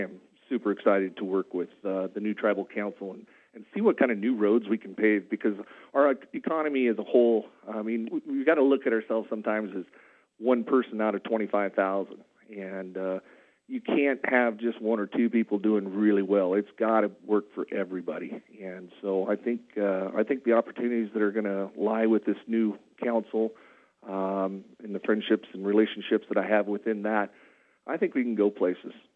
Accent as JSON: {"language": "English", "town": "Madras", "region": "Oregon", "country": "United States", "tie": "born or raised there", "said": "I was born and raised in Madras"}